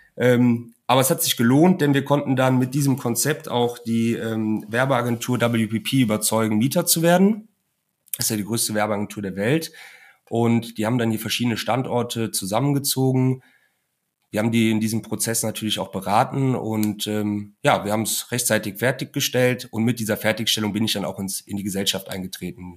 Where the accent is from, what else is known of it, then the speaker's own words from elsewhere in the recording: Cologne, North Rhine-Westphalia, Germany; ich bin ja gebürtiger Kölner